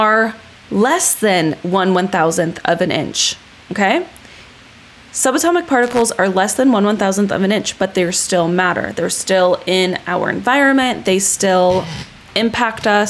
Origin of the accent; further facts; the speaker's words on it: California, United States; I was born in California